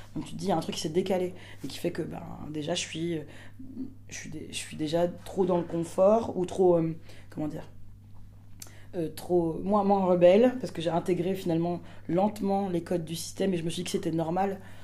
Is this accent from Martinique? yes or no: yes; Martinique; je suis martiniquaise